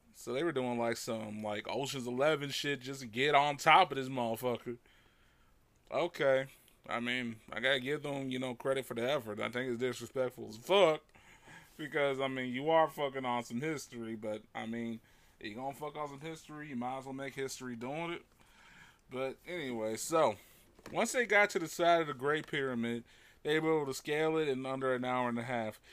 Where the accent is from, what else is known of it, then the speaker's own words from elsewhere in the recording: United States; I'm an American